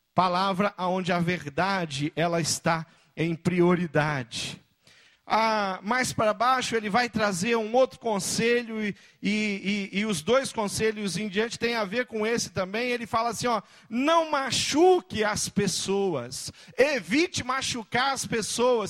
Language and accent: Portuguese; Brazil; como brasileiro olhando